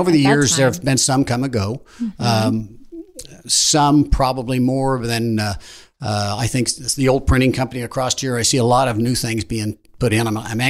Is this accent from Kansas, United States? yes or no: yes; Wichita, Kansas, United States; also born or lived in Chanute, Kansas; I've lived in Wichita pretty much all my life. I was born in Chanute